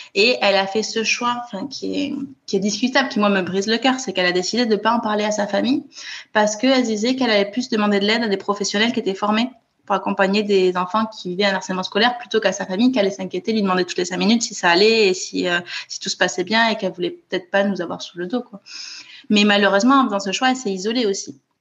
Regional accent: Toulouse, Occitania, France; moved away as an adult; now in Copenhagen, Denmark; je suis née à Toulouse où j'ai grandi

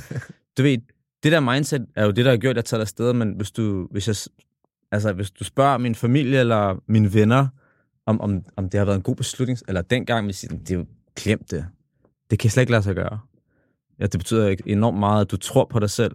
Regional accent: Copenhagen, Capital Region of Denmark, Denmark; jeg kommer jo fra The Hood. Kommer fra Tingbjerg. Og vokset op alene med min far.

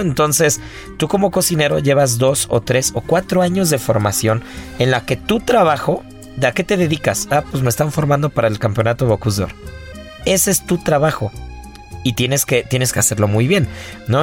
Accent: Mexico

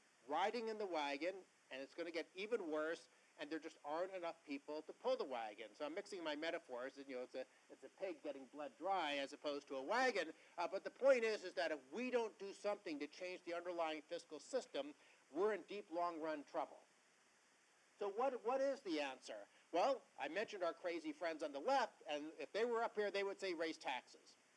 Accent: New York, United States; I was born in New York

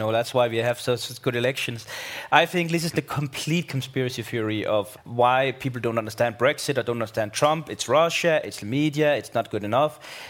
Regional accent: Denmark

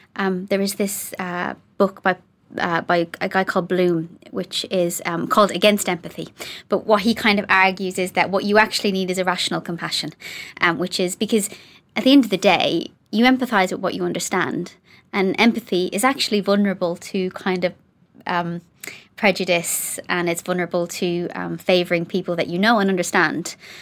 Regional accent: Ireland; now in Coventry, United Kingdom; being Irish

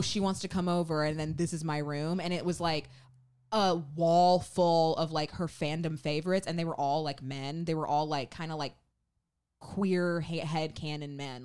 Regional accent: Memphis, Tennessee, United States; we're from Memphis.

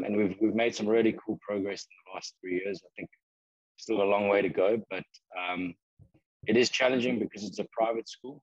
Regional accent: San Diego, California, United States; I finally got a job in my hometown now

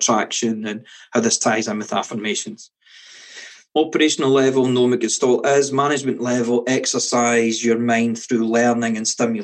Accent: Scotland, United Kingdom; Being Scottish

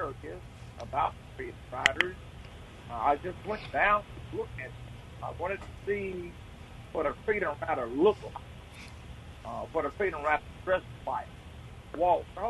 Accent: Milwaukee, Wisconsin, United States; moved away; also born or lived in Jackson, Mississippi; I was born in Milwaukee, Wisconsin.

